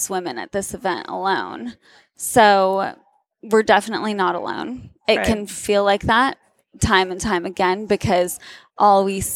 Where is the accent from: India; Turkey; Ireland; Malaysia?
Turkey; also born or lived in Southern United States / Massachusetts; now in United States; I grew up in Turkey, was born and raised there